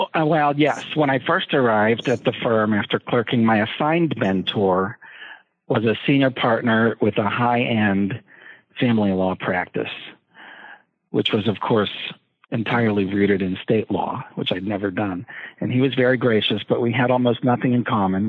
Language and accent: English; Hershey, Pennsylvania, United States; I grew up in Hershey, Pennsylvania